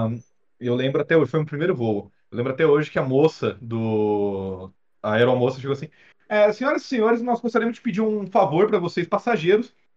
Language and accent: Portuguese; Presidente Prudente, São Paulo, Brazil; now in São Paulo, Brazil; eu sou de Presidente Prudente, é uma cidade a 560 quilômetros mais ou menos daqui de São Paulo